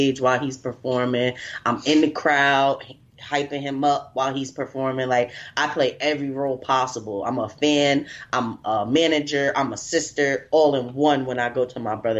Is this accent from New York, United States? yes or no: yes; New York City, New York, United States; moved away as an adult; also born or lived in North Carolina; now in New York City, United States; I'm originally from New York City